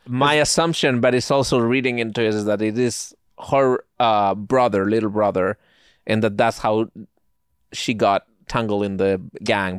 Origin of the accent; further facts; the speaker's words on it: Spain; now in United States; I grew up in Spain.